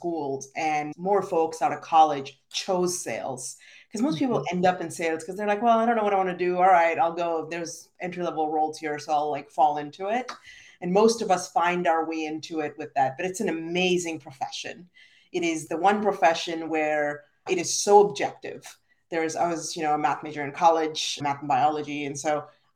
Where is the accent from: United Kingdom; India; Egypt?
India; moved away as an adult; now in United States; I'm originally from India, very proud immigrant, and I moved to the US for school at 18 years old